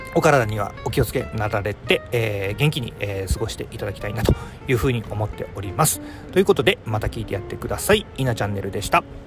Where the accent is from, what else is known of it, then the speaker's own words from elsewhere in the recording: Hiroshima, Japan; moved away; 地元はずっとね、えー、広島で、えー、帰る実家も、おー、まあ、建て替えはしましたけども、場所的には